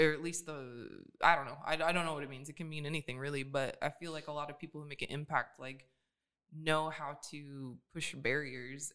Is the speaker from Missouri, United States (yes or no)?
no; Atlanta, Georgia, United States; moved away as an adult; also born or lived in Pontiac, Michigan; now in Sacramento, United States; I grew up in Atlanta. So right outside of Atlanta